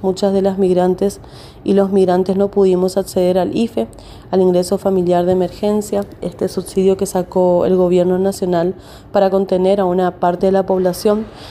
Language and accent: Spanish; Paraguay; moved away as an adult; now in Argentina; soy inmigrante paraguaya acá en Argentina hace 17 años